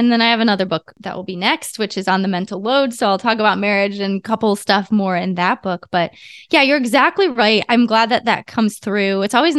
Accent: Ohio, United States; They're a tractor company called MTD. I grew up in Ohio. So we lived in this tiny little farmhouse

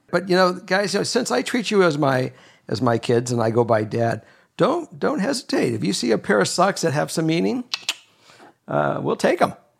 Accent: Los Angeles, California, United States; moved away as an adult; also born or lived in Minnesota / Kentucky; And I grew up in Los Angeles. Now I'm back in L

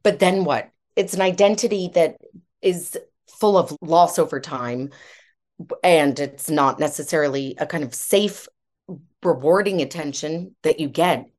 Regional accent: United States; now in United Kingdom; I'm American by background, but I've lived here for a long time

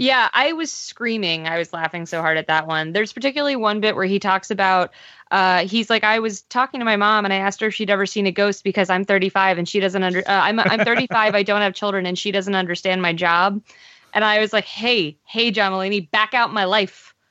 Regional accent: Pennsylvania, United States; I'm from Pennsylvania

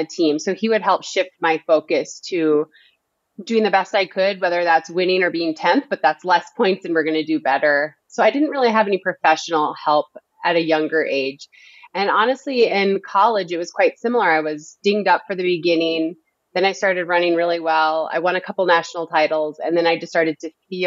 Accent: Northern Minnesota, United States; I'm from Northern Minnesota.

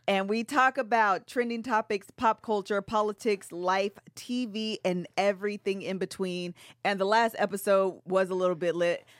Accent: Seattle, Washington, United States; we're from Seattle.

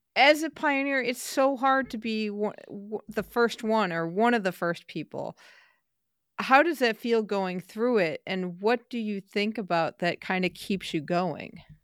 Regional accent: United States; we from the U S

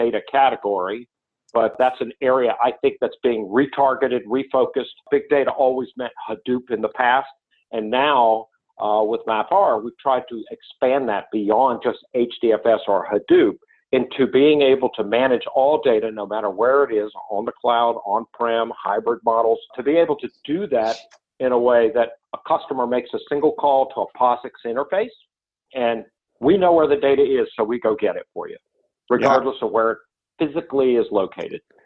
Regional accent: North Carolina, United States; I grew up in North Carolina

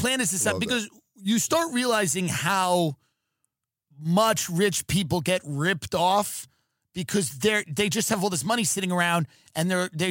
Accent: Long Island, New York, United States; growing up in Long Island as like a Long Island animal.

